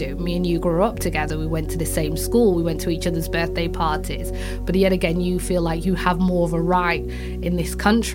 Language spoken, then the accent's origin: English; Yorkshire and the Humber, United Kingdom; I'm actually a Yorkshire girl. I'm from Yorkshire, I'm British